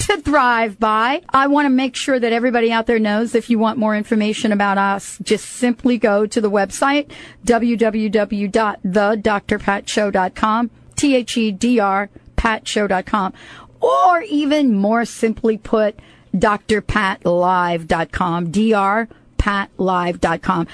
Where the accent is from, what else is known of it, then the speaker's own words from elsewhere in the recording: United States; moved away; also born or lived in New York City / New Jersey; I grew up in New York and New Jersey